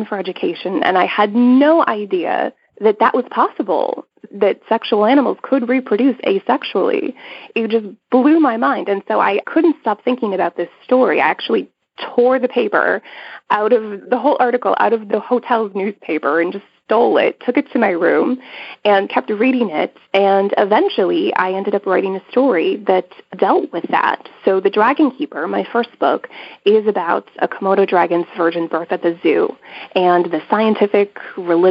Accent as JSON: {"language": "English", "region": "Minnesota", "country": "United States", "tie": "born or raised there", "said": "rural southern Minnesota, my home state"}